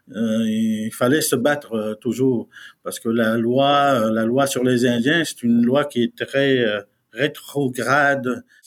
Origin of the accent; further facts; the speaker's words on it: Côte-Nord, Quebec, Canada; first language Innu; French is a second language; on fait partie du Canada et du Québec, de la province du Québec, mais dans la région de la Côte-Nord.